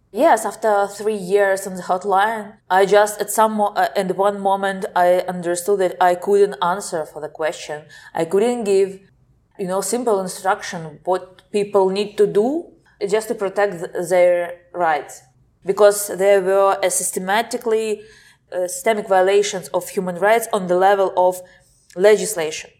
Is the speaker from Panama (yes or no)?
no; Simferopol, Crimea, Ukraine; moved away as an adult; now in Kyiv, Ukraine; I'm from Simferopol. It's the capital of Autonomous Republic of Crimea.